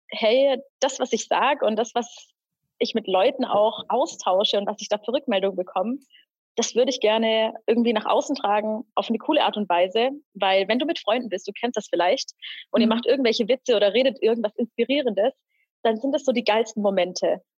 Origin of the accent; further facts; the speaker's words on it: Pforzheim, Baden-Württemberg, Germany; Ich äh, komme aus Pforzheim